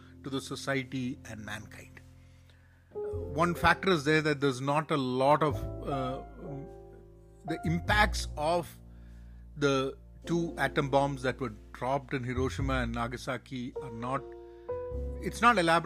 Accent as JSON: {"language": "English", "region": "Kerala", "country": "India", "tie": "born or raised there", "also_born_or_lived": "Iran", "said": "sitting back in Kerala, my hometown"}